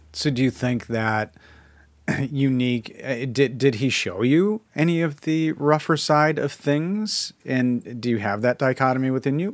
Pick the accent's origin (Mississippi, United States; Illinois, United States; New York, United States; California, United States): Illinois, United States; Chicago; I'm from Chicago